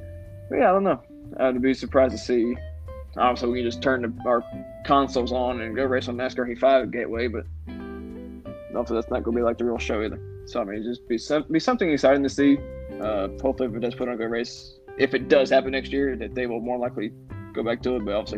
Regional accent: Tennessee, United States; I'm from Tennessee

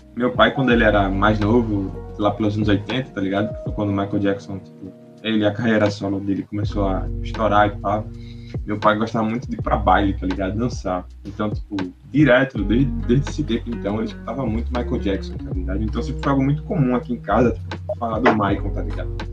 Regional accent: Recife, Pernambuco, Brazil; a gente é de Recife

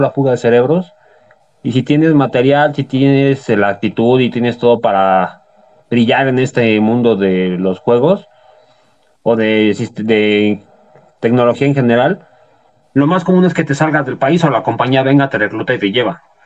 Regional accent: Mexico; si somos mexicanos

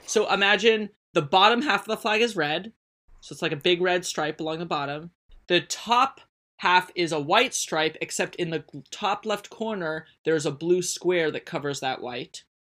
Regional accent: United States; I'm the idiot from America

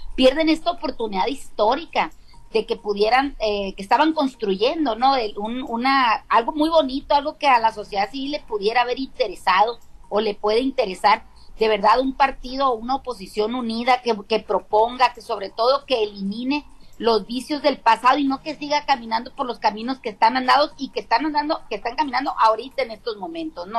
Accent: Caimanero, Sinaloa, Mexico; en mi pueblo, hay un Caimanero

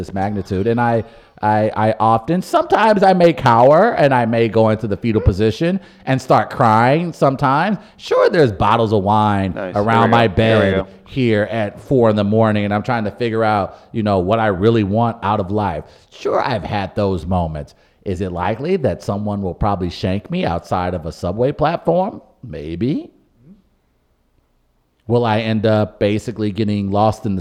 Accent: St. Louis, Missouri, United States; I grew up in St. Louis

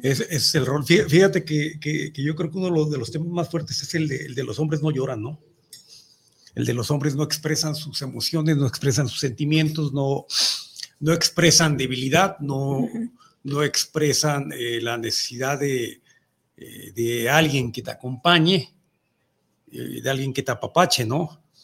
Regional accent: Mexico; nuestra cultura como mexicanos

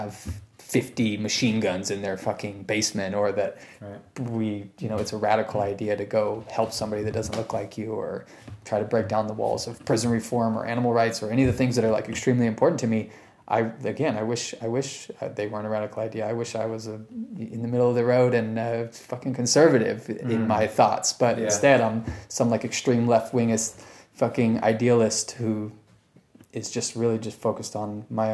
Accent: Sacramento, California, United States; moved away; my hometown, which is Sacramento

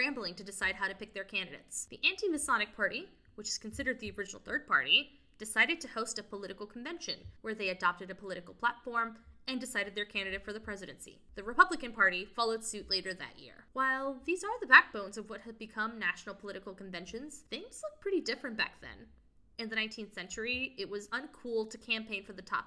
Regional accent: Laredo, Texas, United States; Laredo's my hometown, so shout out to the 956

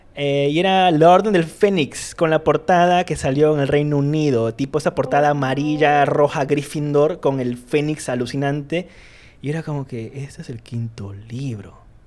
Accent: Iquitos, Loreto, Peru; now in Lima, Peru; soy de Quito, soy de, de Iquitos, soy de la isla

